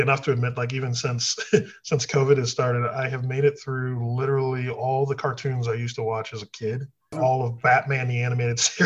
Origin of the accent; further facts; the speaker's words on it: Toledo, Ohio, United States; now in Kentucky, United States; I am born and raised in Toledo, Ohio